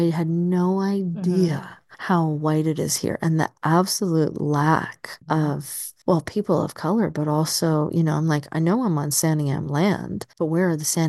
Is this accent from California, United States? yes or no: no; Tucson, Arizona, United States; now in Albany, United States; I mean, growing up in Tucson, it's half Latino.